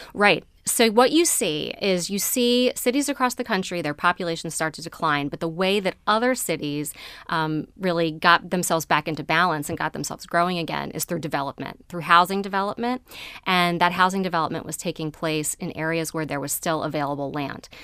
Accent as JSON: {"language": "English", "area": "Baltimore County", "region": "Maryland", "country": "United States", "tie": "born or raised there", "said": "I grew up in Baltimore County"}